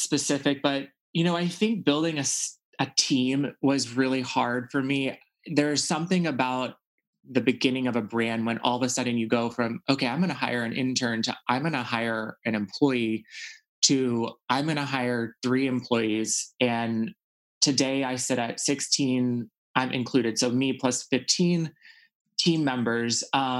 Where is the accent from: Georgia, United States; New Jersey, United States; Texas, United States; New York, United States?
Texas, United States; For me, I think just growing up in Texas and being sort of, you know, I felt like for a long time, I really wasn't able to be myself.